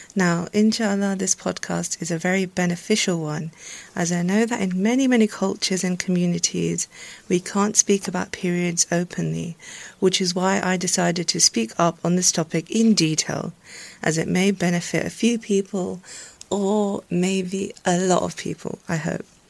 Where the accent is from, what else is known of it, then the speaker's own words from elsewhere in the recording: Pakistan; I'm Pakistani